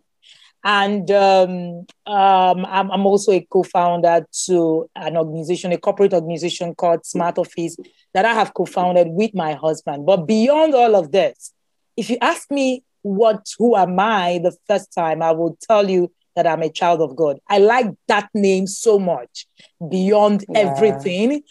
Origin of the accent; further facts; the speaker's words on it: Nigeria; I am Nigerian.